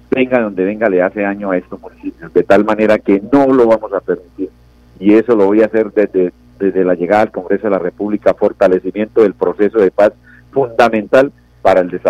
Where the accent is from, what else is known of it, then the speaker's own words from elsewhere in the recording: Concepción, Santander, Colombia; yo soy de Concepción, oriundo de este municipio